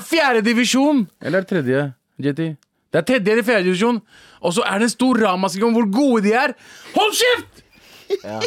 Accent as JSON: {"language": "Norwegian", "country": "Norway", "said": "Jeg er faktisk fra Norge"}